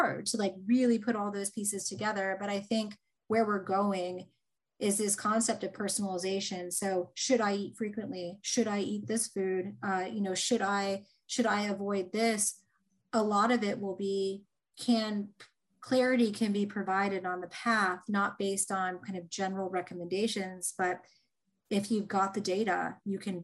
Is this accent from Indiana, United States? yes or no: yes; Indiana, United States; I'm from Indiana